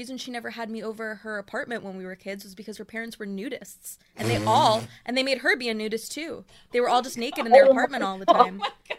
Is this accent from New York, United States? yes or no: yes; New York City, New York, United States; also born or lived in Long Island; My stepmom's from Forest Hills, and then that's where we live, too. But it was very interesting times back then. Yeah, I grew up in Queens.